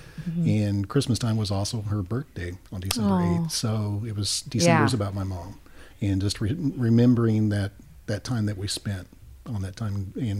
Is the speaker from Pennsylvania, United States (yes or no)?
no; Kansas, United States; moved away; also born or lived in Florida; Born and raised in Kansas, I was used to four seasons.